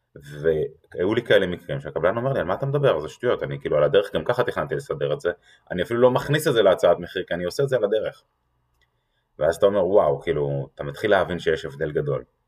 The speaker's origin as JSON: {"language": "Hebrew", "country": "Israel", "said": "אנחנו כישראלים"}